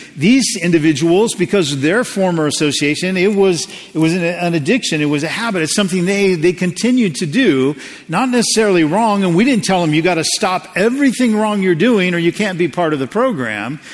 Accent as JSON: {"language": "English", "country": "United States", "said": "as an American"}